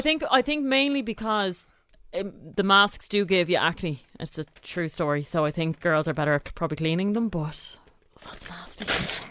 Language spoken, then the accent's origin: English; Ireland; I'm too Irish to actually speak up